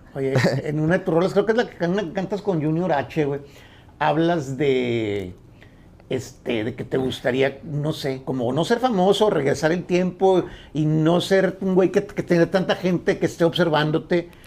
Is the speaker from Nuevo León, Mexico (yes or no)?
yes; Monterrey, Nuevo León, Mexico; ¿Tuviste aquí en Monterrey? ¿Tuviste en mi tierra?